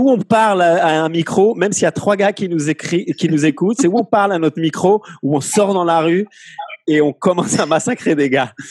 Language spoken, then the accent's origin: French; Morocco; mais quel est le problème on, est aussi arabe, vu qu'on est marocain, donc arabe.